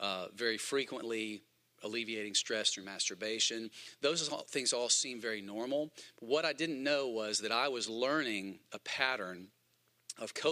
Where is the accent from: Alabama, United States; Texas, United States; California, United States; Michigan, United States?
Alabama, United States; Huntsville; moved away as an adult; also born or lived in Birmingham, Alabama; I grew up in Huntsville, but I moved to Birmingham to go to Bible college at Southeastern Bible College